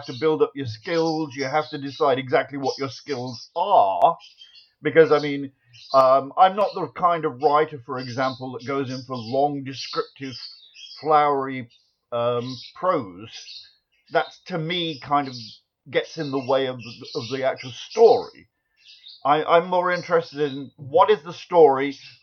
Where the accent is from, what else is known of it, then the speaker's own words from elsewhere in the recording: Nottingham, East Midlands, United Kingdom; now in United States; I was born in Nottingham originally